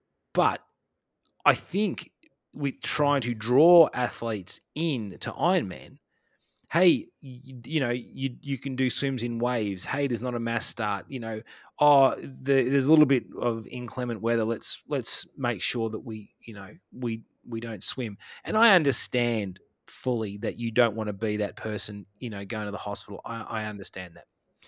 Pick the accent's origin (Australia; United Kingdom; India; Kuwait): Australia; I can just be the angry Australian down here.